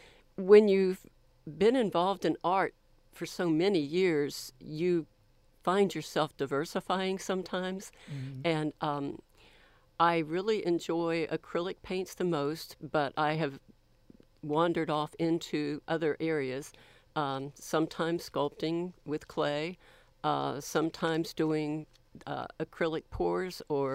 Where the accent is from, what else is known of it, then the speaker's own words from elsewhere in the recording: Florida, United States; also born or lived in Columbus, Ohio / Texas; Well, I was born in Columbus, Ohio, but I have lived most of my life in the state of Florida on either the East Coast or the Panhandle of Florida.